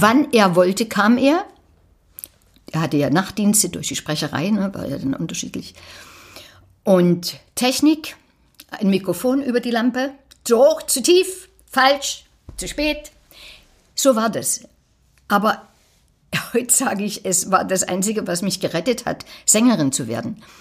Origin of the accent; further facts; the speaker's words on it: Falkenstein, Saxony, Germany; moved away; also born or lived in Berlin; Aus Falkenstein. Das ist so zwischen Plauen und Zwickau da in der Drehe.